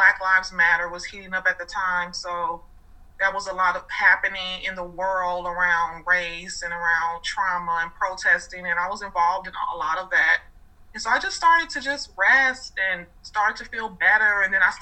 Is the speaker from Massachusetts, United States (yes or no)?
no; Chicago, Illinois, United States; moved away as an adult; now in Atlanta, United States; I was born in Chicago, grew up there my entire life. I now live in Atlanta